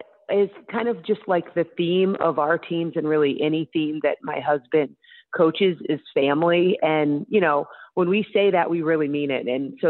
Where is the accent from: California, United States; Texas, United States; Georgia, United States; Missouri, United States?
Georgia, United States; Alpharetta; Yeah, well, I went to high school outside of Atlanta in a city called Alpharetta. And before then, I had lived in a lot of cities. I was kind of like a nomad growing up because of my dad's job.